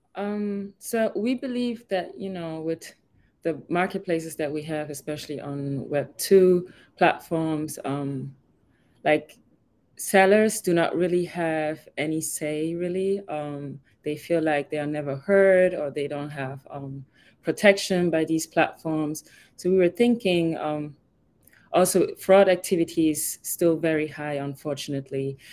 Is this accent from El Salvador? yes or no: no; Germany; moved away as an adult; also born or lived in Ghana; now in Miami, United States; I was born and raised in Germany, but I'm originally from Ghana